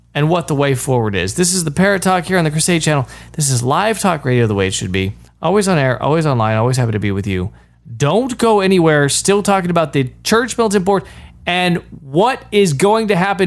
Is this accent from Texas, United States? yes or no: yes; Texas, United States; I'm from Texas